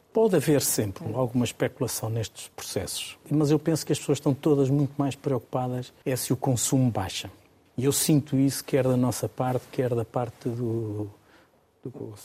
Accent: Portugal

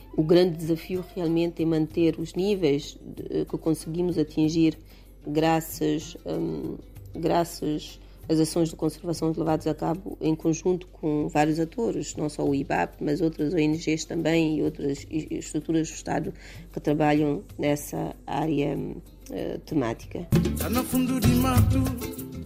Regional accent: Galomaro-Cossé, eastern Guinea-Bissau, Bafatá, Guinea-Bissau; eu cresci com a minha avó em Galumar o Cossé, na zona leste do país

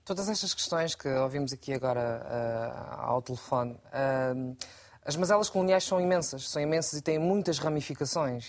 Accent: Portugal; eu sou portuguesa, Uh, tenho um avô português, uh, tenho um pai cabo-verdiano

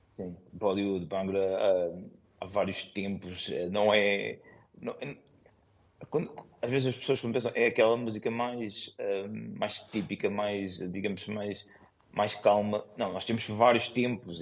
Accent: Lisbon, Portugal; moved away as an adult; now in London, United Kingdom; eu nasci em Lisboa

